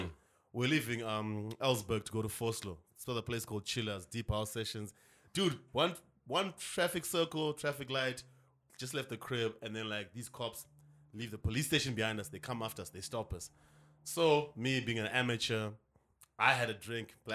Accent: Zimbabwe; moved away as an adult; now in Johannesburg, South Africa; Fresh off the boat from Zim

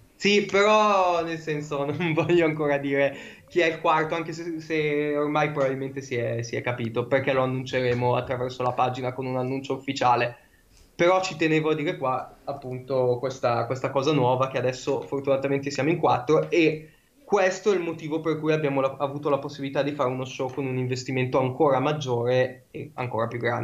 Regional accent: Brianza, Lombardy, Italy; io sono della Brianza, abito vicino a Monza

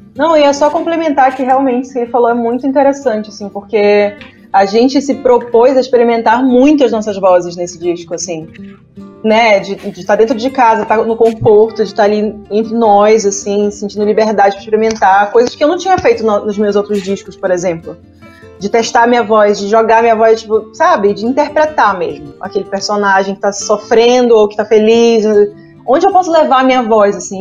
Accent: Pará, Brazil; moved away as an adult; also born or lived in Belém; now in São Paulo, Brazil; eu sou paraense

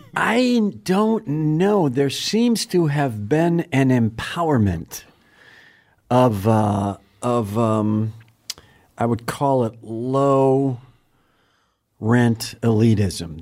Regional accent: Wisconsin, United States; I'm from Wisconsin.

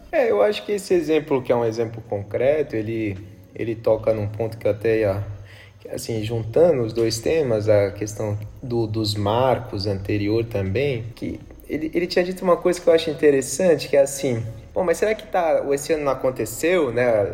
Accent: São Paulo, Brazil; moved away; Eu sou de São Paulo, tenho vários amigos lá

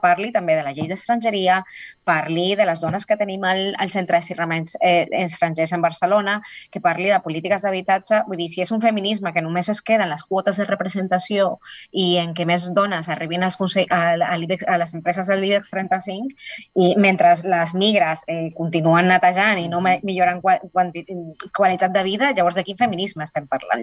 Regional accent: Colombia; now in Spain; soc l'única colombiana, sinó soc de les poques latinoamericanes

